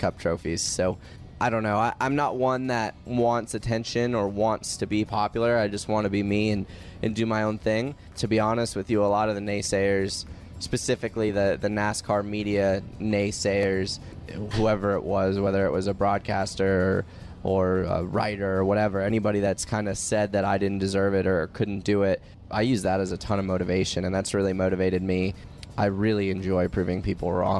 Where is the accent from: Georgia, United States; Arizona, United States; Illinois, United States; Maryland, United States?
Arizona, United States; Tucson; now in North Carolina, United States; I'm from Tucson